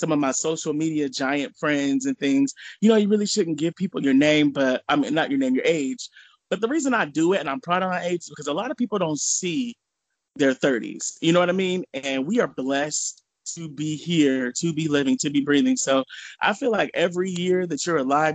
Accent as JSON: {"language": "English", "town": "California City", "region": "California", "country": "United States", "tie": "born or raised there", "also_born_or_lived": "Lynwood, California", "said": "I was born in Linwood in California. I grew up in California City, which is in the desert."}